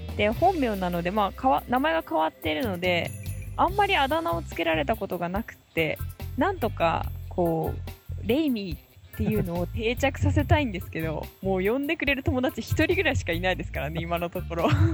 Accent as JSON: {"language": "Japanese", "region": "Kumamoto", "country": "Japan", "tie": "born or raised there", "moved": "yes", "lives_now": "Tokyo, Japan", "said": "出身は熊本で"}